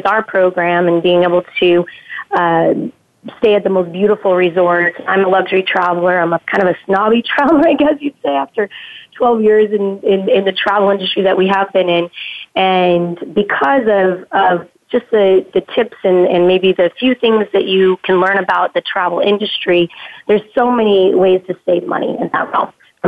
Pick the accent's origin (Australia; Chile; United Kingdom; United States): United States; San Diego, California; moved away; also born or lived in Costa Rica / Los Angeles; We are from San Diego originally. Grew up there